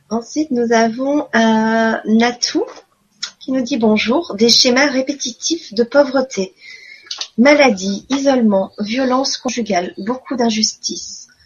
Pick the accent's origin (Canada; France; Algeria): Canada; Quebec; J'aimerais beaucoup euh, vous voir, mais j'ai pas d'argent, merci. Je suis québécoise.